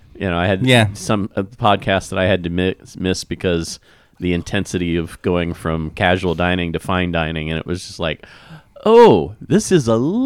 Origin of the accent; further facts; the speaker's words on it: Kansas, United States; moved away; And I grew up in Kansas where there's a lot of greenery.